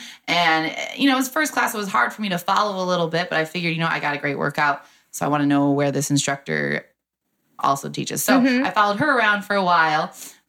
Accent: Bay City, Michigan, United States; moved away as an adult; also born or lived in Saginaw, Michigan / Essexville, Michigan / Granville, Ohio; now in Columbus, United States; Michigan. I was born in Saginaw. And then I kind of lived in Bay City, Essexville, Michigan.

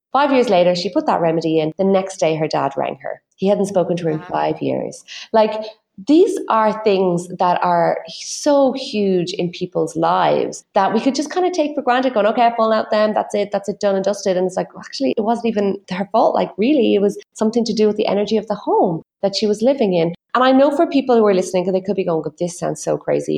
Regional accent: Ireland; my own background as an Irish person

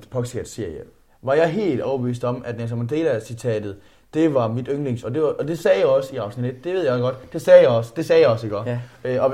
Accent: Zealand, Denmark; born there; Jeg er født på Lolland, hvor min far og mor havde en stor gård, og jeg tror nok, det var meningen, at jeg skulle overtage den gård.

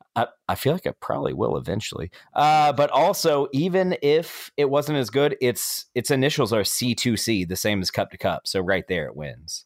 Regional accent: Tallahassee, Florida, United States; I'm from Tallahassee. I've lived my entire life here

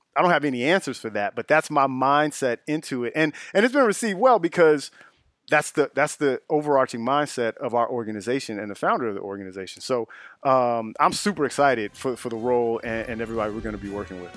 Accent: Chicago, Illinois, United States; also born or lived in Justice, Illinois; I'm originally from the Auburn-Gresham area of the south side of Chicago, off of eighty-seventh Street

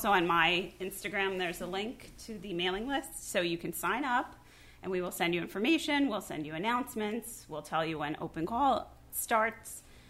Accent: New York City, New York, United States; I am originally from the Bronx. I grew up in Palm Parkway, so I've been in New York my whole life. I've bounced around a little bit just to travel around and try something new, but I am a New York girl.

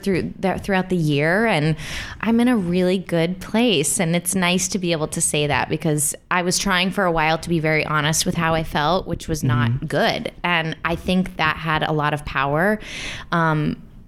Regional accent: Kansas City, Missouri, United States; moved away; growing up in Kansas City, my parents had season tickets to the Starlight Theater

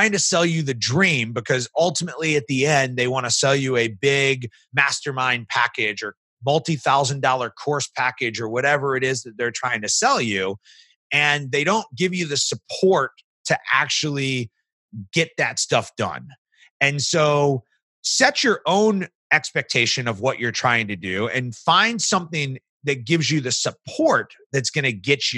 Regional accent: St. Louis, Missouri, United States; I was from St. Louis

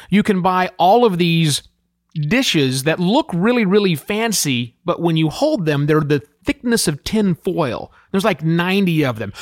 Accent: United States; moved away as an adult; as American citizens returning home after three and a half years living and working overseas

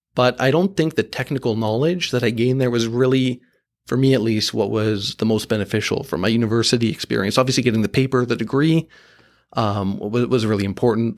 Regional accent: Markham, Ontario, Canada; I grew up in Markham in that, uh, suburb of Toronto

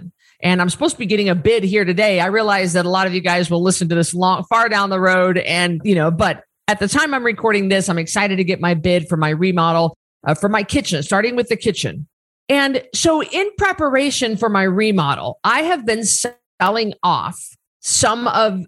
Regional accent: Northern Idaho, United States; now in Boise, United States; I grew up in Northern Idaho, where we were surrounded by timber, by property, by trees, hundreds of acres.

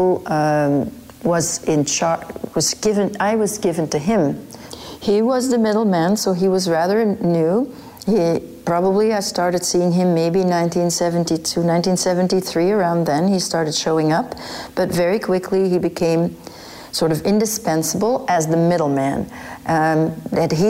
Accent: Flanders, Belgium; moved away as an adult; also born or lived in Brussels, Belgium; now in United States; I was born in Belgium, in Brussels, and my mother was single. And when I was three, she married someone in Flanders

